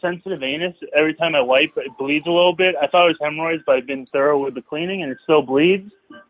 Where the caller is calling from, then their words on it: Greenpoint, New York, United States; I'm calling from Greenpoint.